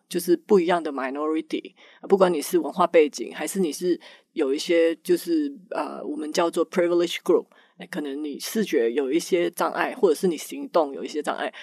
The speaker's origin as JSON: {"language": "Chinese", "country": "Malaysia", "tie": "born or raised there", "also_born_or_lived": "United States", "moved": "as an adult", "lives_now": "Taiwan", "said": "我在马来西亚出生，所以职业生涯的前半部是大学毕业以后一直都在马来西亚，呃，的 Intel 分公司上班，然后后来搬到美国去，啊，在那边一直不断地很有机会在整个，呃，从工程，工程师的那个角色一直发展到身为主管嗯，，呃嗯，然后两年前，呃，疫情的时候就是有一些机缘巧合的情况之下，决定搬来台湾，呃，加入 Google"}